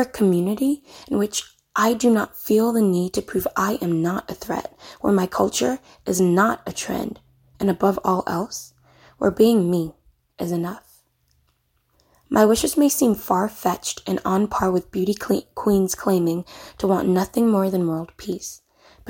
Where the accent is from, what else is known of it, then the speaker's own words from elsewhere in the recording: Ghana; now in Mobile, United States; As a Ghanaian immigrant living in the United States